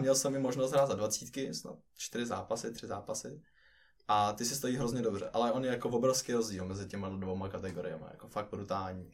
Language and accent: Czech; Czechia; now in Finland; vrátil se sem do Čech a zkusil tady